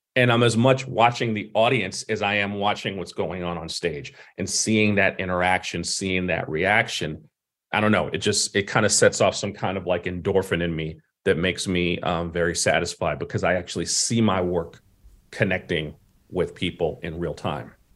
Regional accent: New York City, New York, United States; I'm from Brooklyn as well

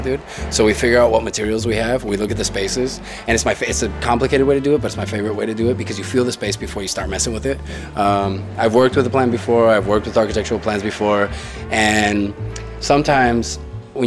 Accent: Tijuana, Baja California, Mexico; first language Spanish; English is a second language; I was born here. I was raised here. And I've been here about like almost 30 years.

